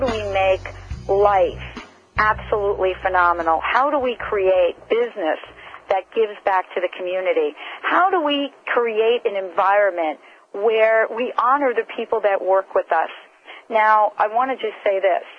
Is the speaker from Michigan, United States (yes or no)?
no; New Jersey, United States; I'm very familiar with Woodbridge since I grew up in the New Jersey area